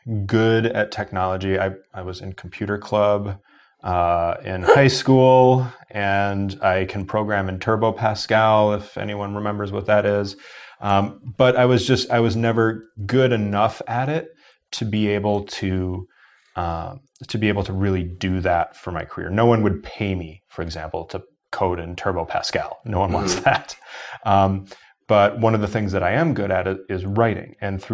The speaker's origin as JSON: {"language": "English", "region": "Wisconsin", "country": "United States", "tie": "born or raised there", "said": "So I grew up in Wisconsin, so we have the reciprocity thing with our university systems"}